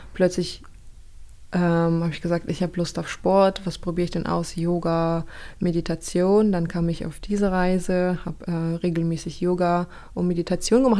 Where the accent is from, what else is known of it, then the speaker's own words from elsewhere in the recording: Kazakhstan; now in Germany; ich bin aufgewachsen in Kasachstan